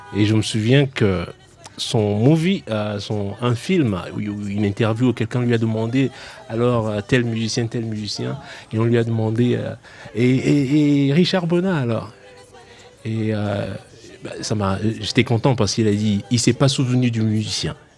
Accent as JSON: {"language": "French", "town": "Paris", "region": "Île-de-France", "country": "France", "said": "je viens de Paris."}